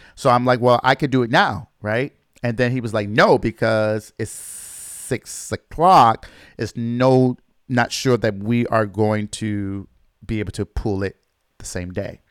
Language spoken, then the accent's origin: English; Michigan, United States; my home state in Michigan